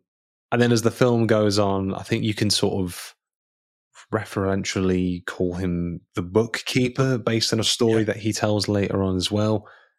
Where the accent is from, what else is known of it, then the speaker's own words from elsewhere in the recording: Boston, Massachusetts, United States; I'm from Boston.